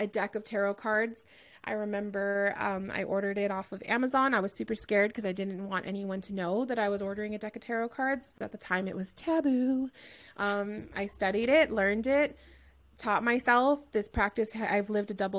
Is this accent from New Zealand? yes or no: no; Southern California, United States; I'm from Southern California as well.